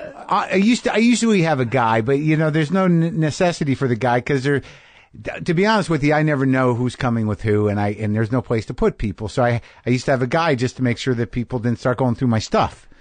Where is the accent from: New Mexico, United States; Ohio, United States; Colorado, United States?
New Mexico, United States; I grew up in New Mexico